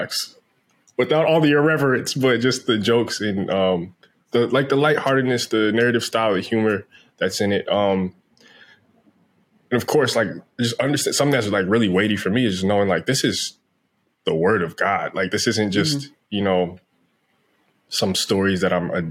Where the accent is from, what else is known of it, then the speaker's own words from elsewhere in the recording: New Jersey, United States; now in Los Angeles, United States; I grew up in New Jersey. I live out in L.A.